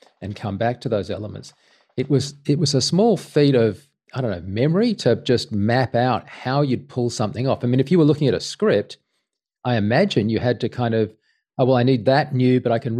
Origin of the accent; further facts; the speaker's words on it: Sydney, New South Wales, Australia; I was from Sydney